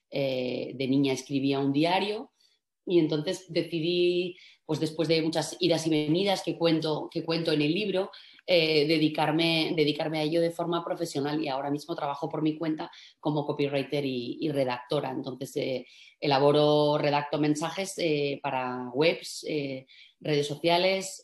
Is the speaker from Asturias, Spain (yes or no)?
yes; Asturias, Spain; also born or lived in Madrid; soy asturiana